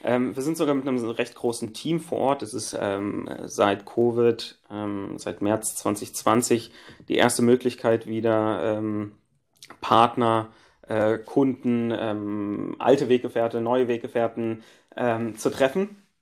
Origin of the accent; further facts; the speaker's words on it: Frankfurt, Hesse, Germany; ich bin als Frankfurter